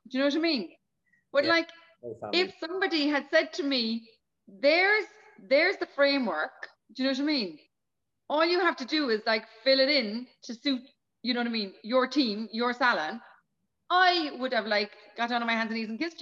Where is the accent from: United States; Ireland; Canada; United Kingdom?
Ireland; Cork, Munster; I'm Cork City. I'm a Cork City girl.